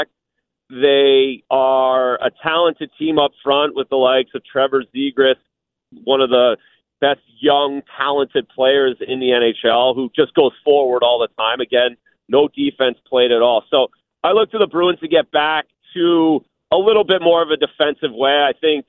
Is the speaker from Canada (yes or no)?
yes; Canada; accent: Canadian; moved away as an adult; now in Boston, United States; It's kind of my accent. My Canadianism comes out